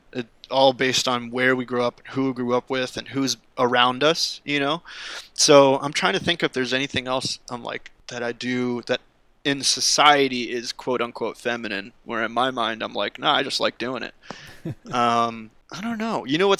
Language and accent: English; East Coast, United States; now in Los Angeles, United States; growing up on the East Coast and like liking the things that I like. But when I come here, and when I'm now that I'm living in LA and being California